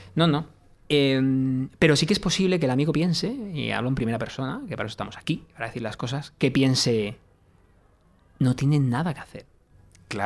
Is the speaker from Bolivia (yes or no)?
no; Mediterranean coast, Spain; que yo no soy castellano, es eh, soy mediterráneo